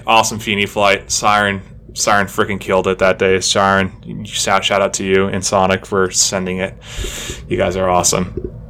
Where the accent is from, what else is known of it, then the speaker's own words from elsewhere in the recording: Southern Idaho, United States; growing up in Southern Idaho